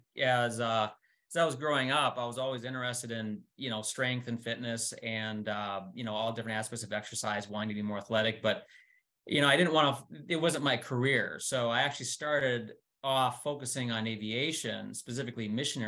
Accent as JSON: {"language": "English", "region": "Wisconsin", "country": "United States", "said": "we're both from Wisconsin"}